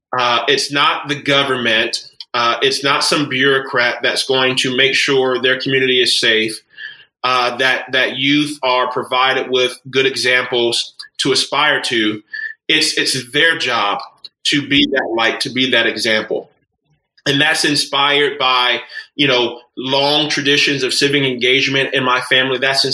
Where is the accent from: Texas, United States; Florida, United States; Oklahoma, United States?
Florida, United States; That's right. Florida native.